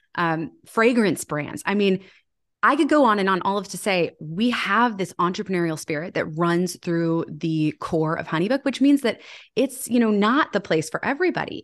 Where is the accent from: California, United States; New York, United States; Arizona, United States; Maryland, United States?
Maryland, United States; Annapolis; my hometown of Annapolis